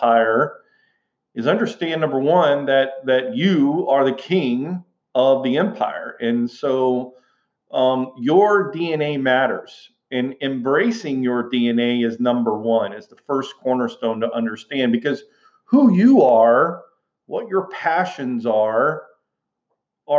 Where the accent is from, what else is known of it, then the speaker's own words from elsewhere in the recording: Houston, Texas, United States; growing up in Houston, Texas, I came from a long line of teachers